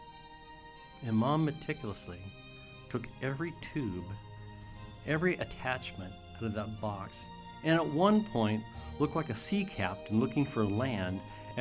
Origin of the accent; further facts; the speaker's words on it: Brewster, United States; my family, growing up in Brewster, we always knew the reason for the season